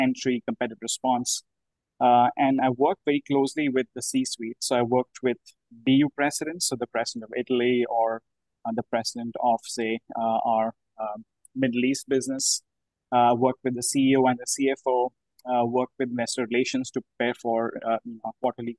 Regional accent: India; moved away; I'm from India originally

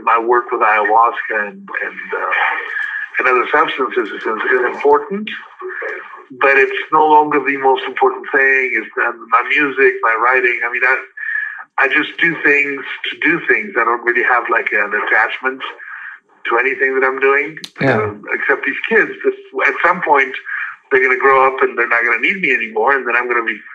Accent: Los Angeles, California, United States; also born or lived in the Carolinas; when I was growing up in Hollywood

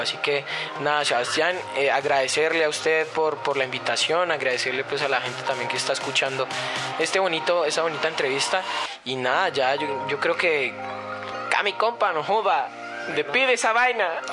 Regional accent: Colombia; Nosotros los colombianos

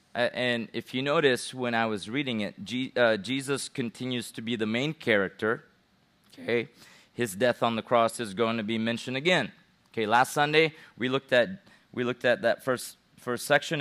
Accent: Philippines; I'm a Gentile, even though I'm from the Philippines

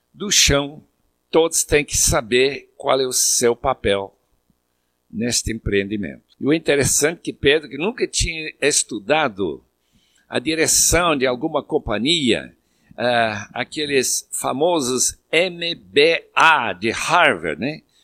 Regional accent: Bolivia; moved away; quando eu era pequeno lá na Bolívia

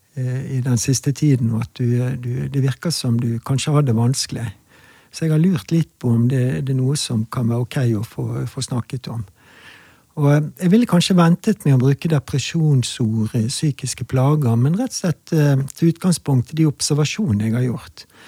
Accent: Bergen, Vestland, Norway; jeg er bergenser

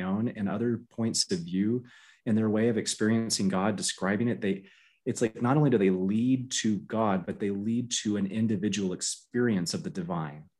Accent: Florida, United States; I grew up in Florida

